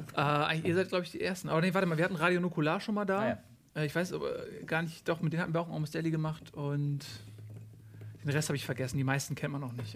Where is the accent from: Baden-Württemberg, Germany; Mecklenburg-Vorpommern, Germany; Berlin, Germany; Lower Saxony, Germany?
Lower Saxony, Germany; Adendorf; also born or lived in Hamburg; ich bin irgendwie mhm. aufgewachsen, also hier ist Lüneburg und hier neben Lüneburg ist Adendorf